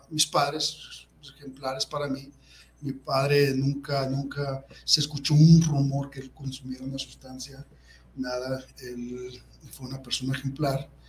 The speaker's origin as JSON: {"language": "Spanish", "town": "Guadalajara", "region": "Jalisco", "country": "Mexico", "said": "yo soy de aquí de Guadalajara, Jalisco, y mis padres, pues eh, Javier Cabrera y Carmen Plasencia, y tengo ocho hermanos aparte de mí, somos una familia numerosa"}